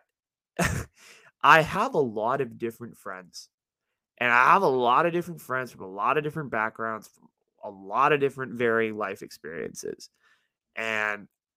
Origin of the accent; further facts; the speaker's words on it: South Bay, Silicon Valley, California, United States; growing up in the Valley here in the Silicon Valley, in the Bay Area, in this part of the Bay, in the South Bay